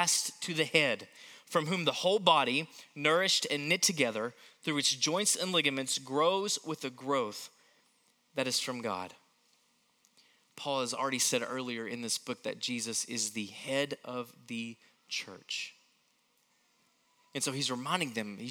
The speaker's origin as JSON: {"language": "English", "town": "Knoxville", "region": "Tennessee", "country": "United States", "tie": "born or raised there", "said": "growing up in Knoxville, Tennessee, we had a pear tree in our front yard"}